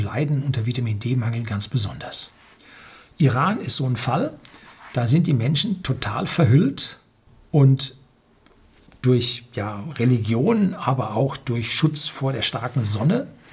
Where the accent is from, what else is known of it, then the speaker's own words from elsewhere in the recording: Germany; wir sind als Deutsche